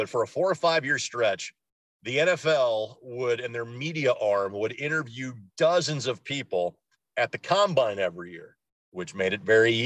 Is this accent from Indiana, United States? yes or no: yes; Lanesville, Indiana, United States; I'm from Southern Indiana, grew up in the kind of the Louisville market.